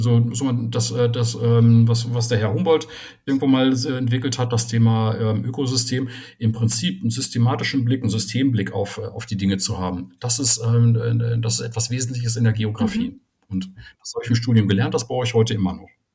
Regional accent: Soest, North Rhine-Westphalia, Germany; moved away; ich komme ursprünglich aus Soest

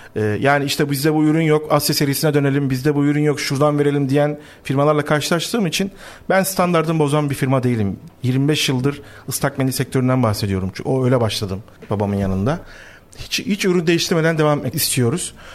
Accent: Black Sea Region, Turkey; biz şimdi Karadenizliyiz.

